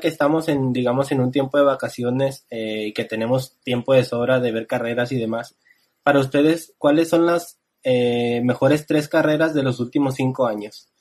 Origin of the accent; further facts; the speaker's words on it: Monterrey, Nuevo León, Mexico; soy de Monterrey, México